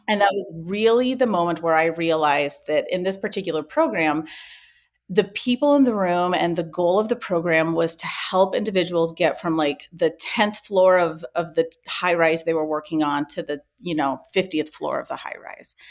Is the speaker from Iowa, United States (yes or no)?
yes; Ames, Iowa, United States; also born or lived in Spain; I grew up in Ames, Iowa, which is where our company is still based out